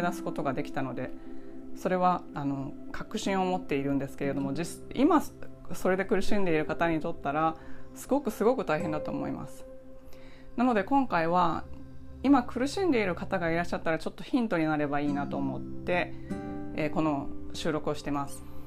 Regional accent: Kansai, Japan; 私はあの関西で育って親が自営業だったんですけど

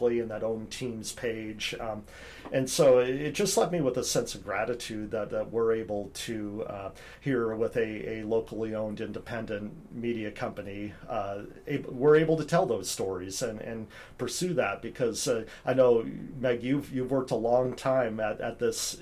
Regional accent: Eugene, Oregon, United States; now in Vancouver, United States; friends I've known since I was in elementary school with some of them growing up in Eugene, Oregon

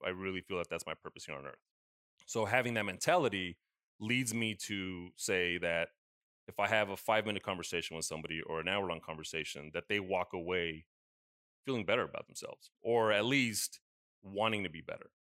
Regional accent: United States; growing up in the States, it was always, yeah, we visited Mexico, we had family there

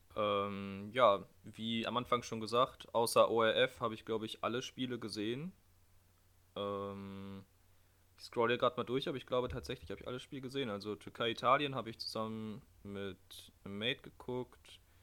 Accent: Germany; in der Heimat, also bei uns in Deutschland

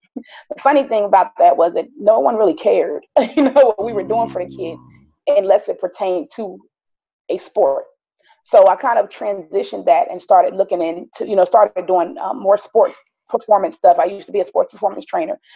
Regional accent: Philadelphia, Pennsylvania, United States; also born or lived in South Jersey / Wichita, Kansas; now in Georgia, United States; I was born in North Philadelphia

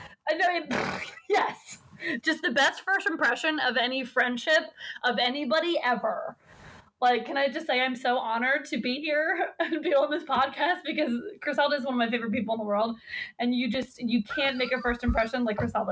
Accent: United States; we're American

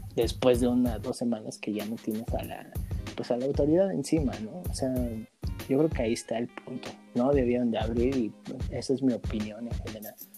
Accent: Mexico; nosotros los mexicanos

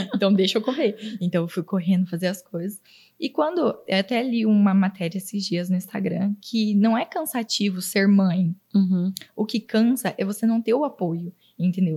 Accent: Auriflama, São Paulo, Brazil; now in Araçatuba, Brazil; Eu vim de uma cidade super pequena. Tem, hoje em dia deve ter 17 mil habitantes

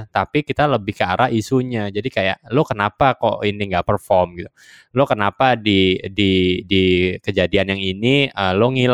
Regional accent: Java, Indonesia; Gue gua orang Jawa ya.

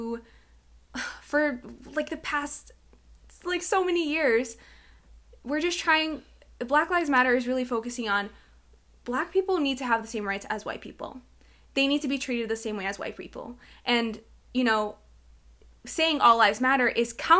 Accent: Malden, Massachusetts, United States; I was raised in Mass, and in Malden

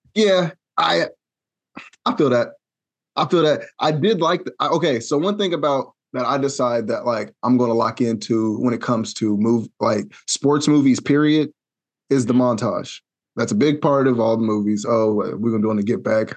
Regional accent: Wichita, Kansas, United States; I'm from Wichita

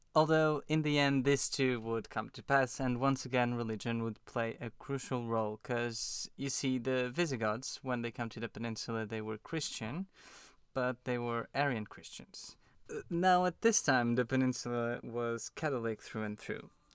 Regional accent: Portugal; now in London, United Kingdom; we're both from Portugal.

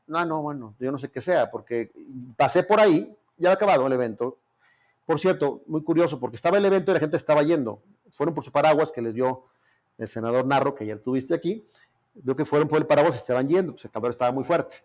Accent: Zacatecas, Mexico; now in Mexico City, Mexico; soy zacatecano

